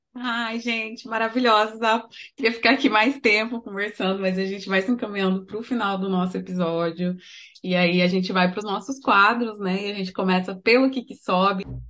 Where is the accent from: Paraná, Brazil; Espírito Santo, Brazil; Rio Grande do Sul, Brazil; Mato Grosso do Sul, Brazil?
Mato Grosso do Sul, Brazil; Três Lagoas; also born or lived in Dourados; eu também sou de Três Lagoas, morei muito tempo em Dourados, mas sou de Três Lagoas